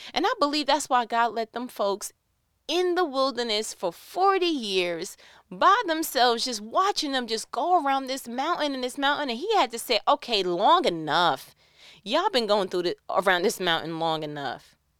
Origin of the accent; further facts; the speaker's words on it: New York, United States; I'm from New York.